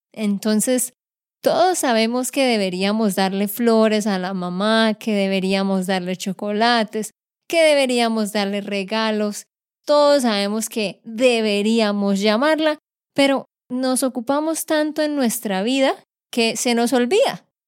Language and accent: Spanish; Santander, Colombia; de Santander, Colombia